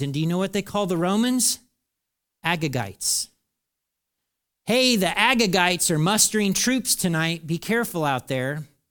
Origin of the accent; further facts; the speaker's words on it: United States; talking as an American